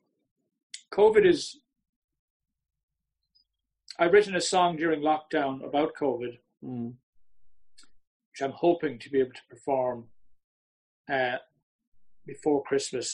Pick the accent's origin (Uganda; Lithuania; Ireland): Ireland; Ballyvourney, Munster; now in Kilkenny, Ireland; I'm from Ballyvourney and like it's taken up a huge part of my upbringing.